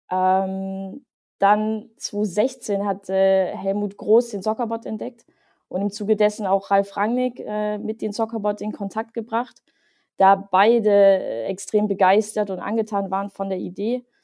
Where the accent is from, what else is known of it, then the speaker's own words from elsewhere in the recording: Leipzig, Saxony, Germany; born there; komme gebürtig aus Leipzig